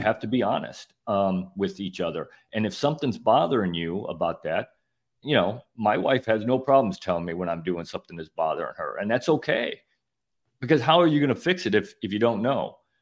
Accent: Northern Illinois, United States; moved away as an adult; now in Florida, United States; I grew up in Northern Illinois working on farms all summer

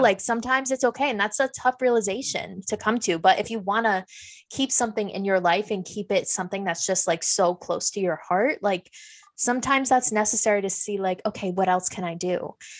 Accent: Fishkill, New York, United States; I'm from fish scale.

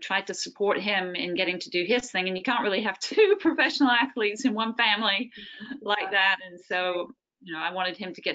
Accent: England, United Kingdom; moved away; I come from England

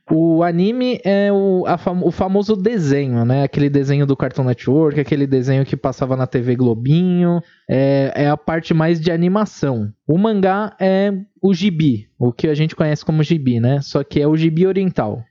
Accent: São Paulo, Brazil; eu sou de São Paulo

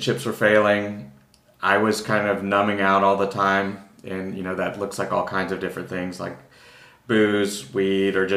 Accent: Texas, United States; also born or lived in New York; now in Austin, United States; I'm originally from Texas. I was in New York for most of the past 20 years

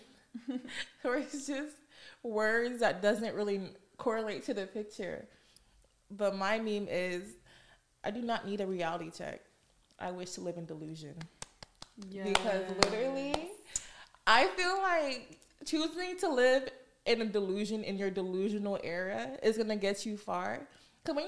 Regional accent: Snellville, Georgia, United States; moved away as an adult; now in New York, United States; I'm from Snellville, Georgia

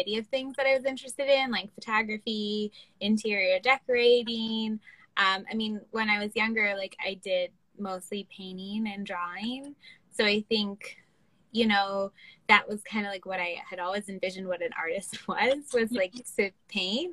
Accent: Baltimore, Maryland, United States; I'm from Baltimore

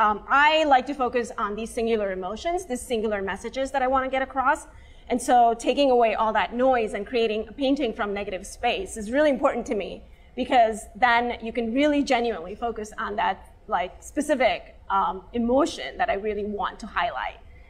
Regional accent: India; moved away; I am Indian. I'm from Asia. I'm an Asian Indian. And growing up brown, even in my culture, I was darker skinned

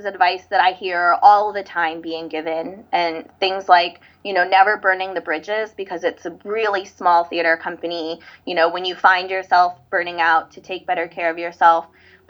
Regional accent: Hawaii, United States; … is Hawaiian for …. I'm Hawaiian. Actually, our wedding is going to be in Oahu in February.

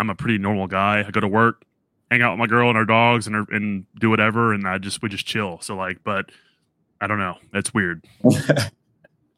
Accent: New Orleans, Louisiana, United States; moved away; also born or lived in Tennessee; originally I'm from New Orleans.

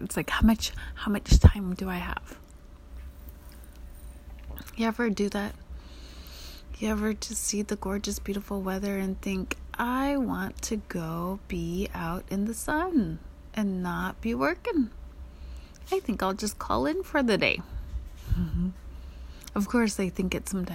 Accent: Alaska, United States; moved away; I grew up in Alaska

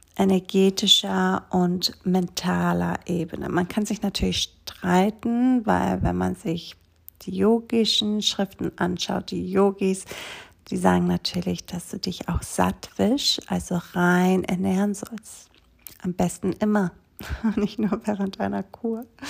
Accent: Greece; moved away; Ich bin dann Mitte Mai mit meinen Kindern zurückgewandert nach Griechenland auf der kleinen Insel, wo ich aufgewachsen bin.

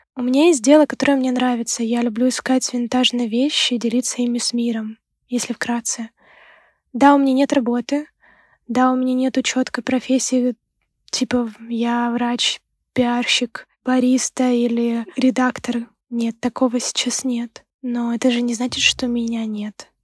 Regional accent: Ukraine; moved away as an adult; now in Sweden; Сама я из Украины

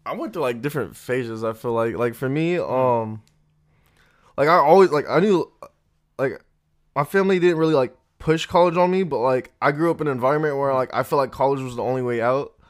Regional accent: Phoenix, Arizona, United States; I'm from South Phoenix, and like yeah. I like lived there my whole life

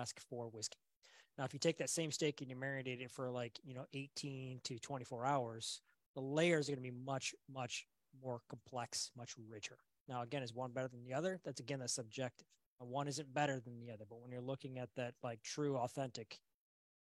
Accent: United States; being an American, raised in America

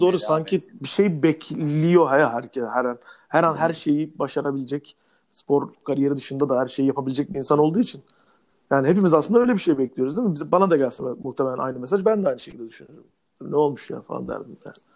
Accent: Turkey; kısa boylu bir Türk olarak

